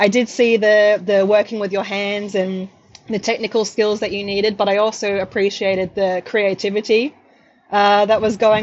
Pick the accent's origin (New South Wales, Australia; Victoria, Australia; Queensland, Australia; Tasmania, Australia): New South Wales, Australia; Sydney; moved away as an adult; now in Melbourne, Australia; I'm from the North Shore of Sydney, and I went to a private school